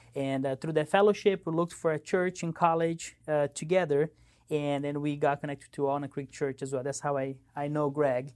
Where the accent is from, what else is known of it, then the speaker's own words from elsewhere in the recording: São Paulo, Brazil; moved away; I grew up in Brazil, São Paulo, Brazil.